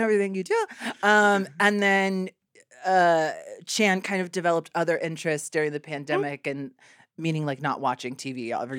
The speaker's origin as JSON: {"language": "English", "town": "Houston", "region": "Texas", "country": "United States", "tie": "born or raised there", "lives_now": "Chicago, United States", "said": "I grew up in Houston. I've only ever lived in Houston."}